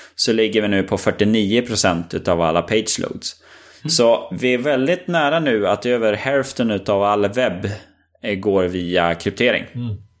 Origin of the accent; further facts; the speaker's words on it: Örnsköldsvik, Västernorrland County, Sweden; vi är från Övik